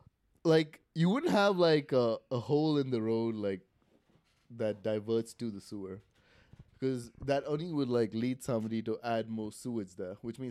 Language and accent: English; South India, India; also born or lived in Mozambique; now in United States; I'm from like South India.